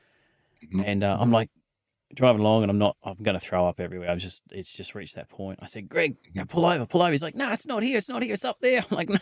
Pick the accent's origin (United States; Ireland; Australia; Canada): Australia; Queensland; I grew up out in the Darling Downs at the other side of Toowoomba there. And we used to travel into a little place called Dalby.